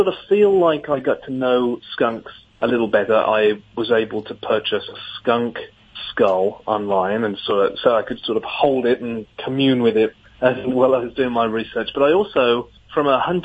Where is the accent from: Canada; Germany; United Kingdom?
United Kingdom; England; moved away as an adult; now in Grand Rapids, United States; growing up in England, I didn't, we don't have skunks there